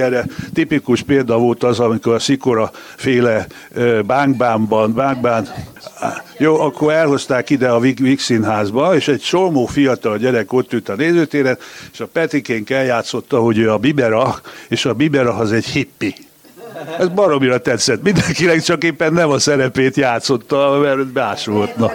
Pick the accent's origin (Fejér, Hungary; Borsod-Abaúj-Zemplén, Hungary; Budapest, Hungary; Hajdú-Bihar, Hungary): Budapest, Hungary; itt születtünk Budapesten, mind a ketten